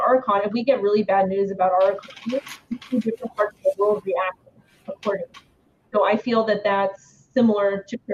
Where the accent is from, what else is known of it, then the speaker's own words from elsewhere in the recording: United States; I'm an American, and I'm in the United States